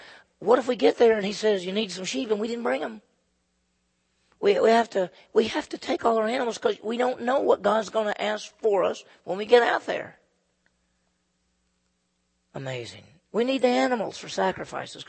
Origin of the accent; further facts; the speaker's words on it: Meridian, Mississippi, United States; moved away; my hometown in those days was Meridian, Mississippi